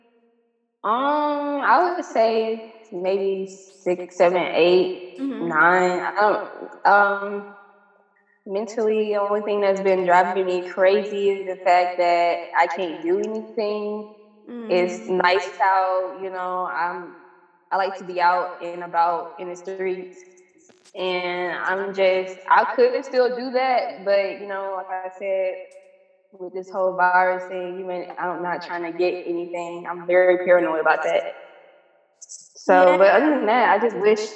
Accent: Jackson, Georgia, United States; I am from Jackson, south of Atlanta

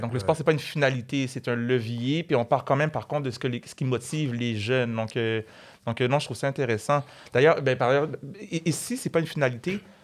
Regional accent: Montreal, Quebec, Canada; toi et moi, on vient d'Anjou

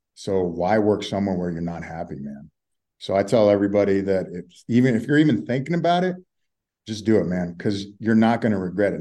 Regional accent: Texas, United States; also born or lived in South Florida; now in Colorado, United States; I'm from Texas originally, so I'm used to that Southern hospitality

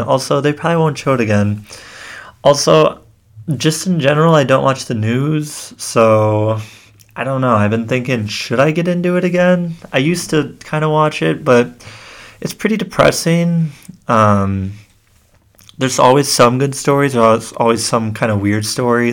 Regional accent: Kenosha, Wisconsin, United States; I grew up in Kenosha, Wisconsin

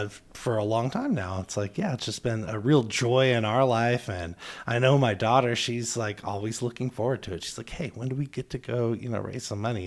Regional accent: Spokane, Washington, United States; I'm from Spokane, too

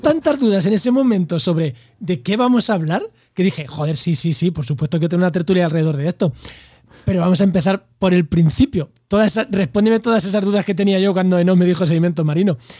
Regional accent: Castilla-La Mancha, Spain; now in Andalusia, Spain; Yo soy manchego

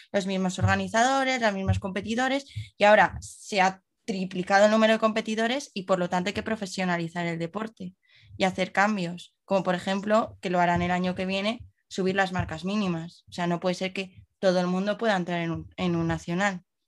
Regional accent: Madrid, Community of Madrid, Spain; nosotros que somos de Madrid

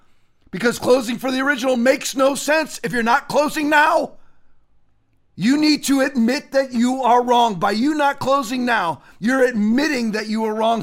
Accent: Sarasota, Florida, United States; my hometown of Sarasota

